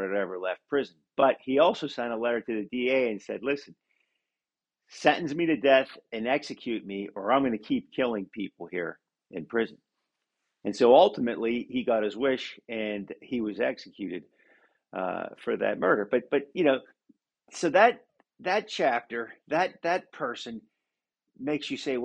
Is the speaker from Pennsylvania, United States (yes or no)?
yes; Pennsylvania, United States; Pennsylvania, for instance, you know, my home state